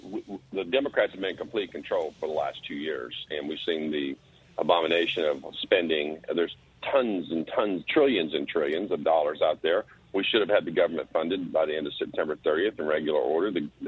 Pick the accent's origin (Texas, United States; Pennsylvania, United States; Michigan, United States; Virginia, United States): Texas, United States; Longview; I'm from Longview area.